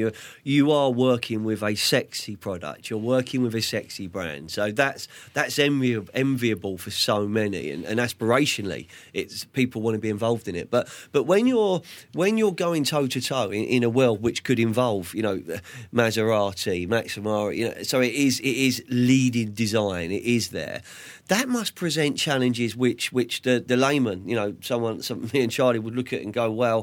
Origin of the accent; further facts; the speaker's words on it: London, United Kingdom; also born or lived in Andalusia, Spain; what I grew up with in Southwest London, you know, in Fulham